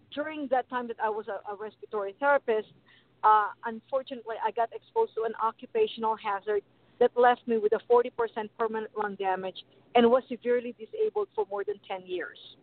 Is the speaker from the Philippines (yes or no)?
yes; Philippines; I was born in the Philippines